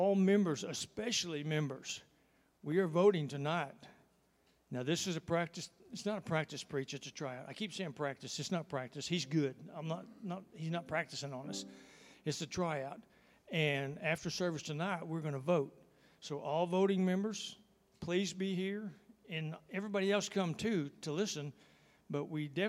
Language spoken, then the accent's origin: English; Texas, United States; I'm from Texas